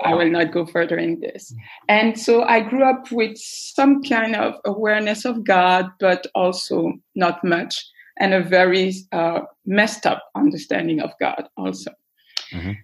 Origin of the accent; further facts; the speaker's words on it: Belgium; I was born and raised in Belgium